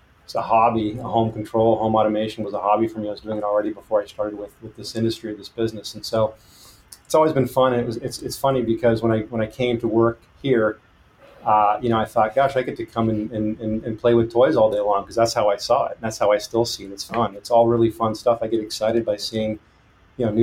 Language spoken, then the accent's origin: English; San Diego, California, United States; also born or lived in Mexico City, Mexico; now in Petaluma, United States; I was partially raised in San Diego. I'm actually originally from Mexico City, born there. Spent a few years there, spent some time in San Diego.